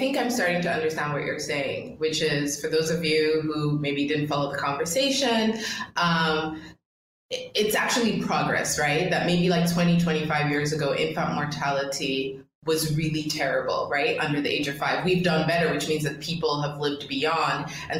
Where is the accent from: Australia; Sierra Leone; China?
Sierra Leone; now in Ghana; I'm not Ghanaian, I'm from Sierra Leone